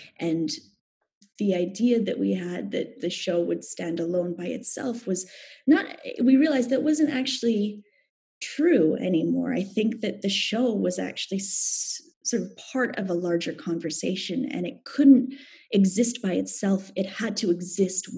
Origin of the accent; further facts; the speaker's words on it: Canada